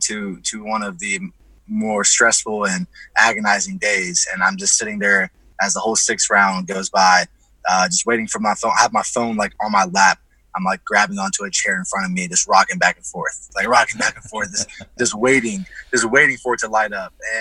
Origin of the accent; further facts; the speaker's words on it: Dayton, Ohio, United States; also born or lived in Columbus, Ohio; I'm from Ohio. I was born in Dayton, Ohio. I live in Columbus, Ohio.